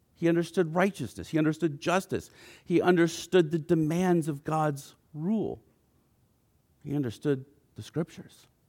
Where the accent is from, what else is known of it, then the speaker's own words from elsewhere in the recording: United States; for us as American Christians